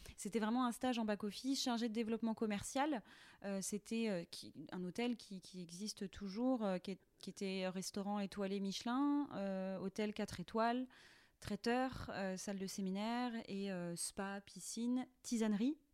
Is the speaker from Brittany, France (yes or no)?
yes; Langrolais-sur-Rance, Brittany, France; je viens de Langrolais sur Rance, euh, qui est un petit village de huit cents habitants